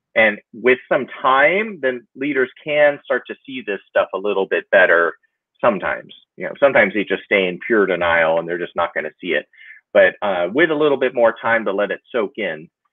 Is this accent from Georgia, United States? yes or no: no; San Diego, California, United States; also born or lived in Los Angeles; I grew up in San Diego